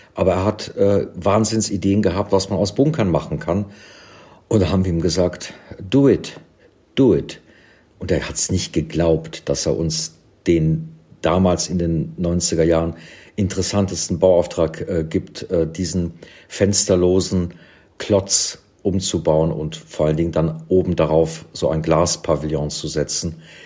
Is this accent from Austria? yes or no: no; Cologne, North Rhine-Westphalia, Germany; also born or lived in London; now in Berlin, Germany; in Köln, in meiner Heimatstadt